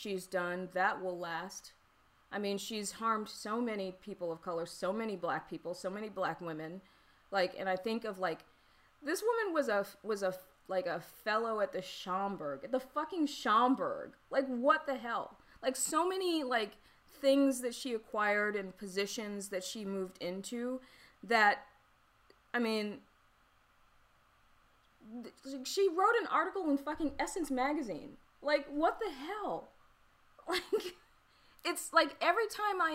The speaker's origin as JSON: {"language": "English", "region": "the South", "country": "United States", "said": "I'm from the South."}